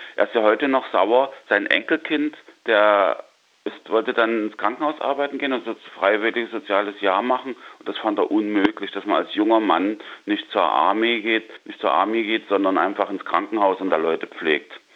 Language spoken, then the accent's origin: German; East Germany, Germany; born or raised there; moved away as an adult; also born or lived in West Berlin